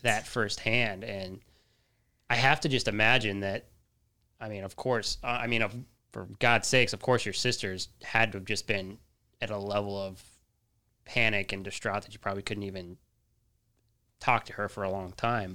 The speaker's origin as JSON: {"language": "English", "region": "Colorado", "country": "United States", "moved": "yes", "lives_now": "Texas, United States", "said": "I'm from Colorado"}